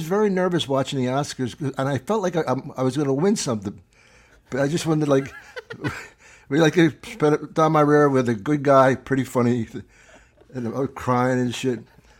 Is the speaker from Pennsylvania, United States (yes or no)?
yes; Philadelphia, Pennsylvania, United States; we're from Philly.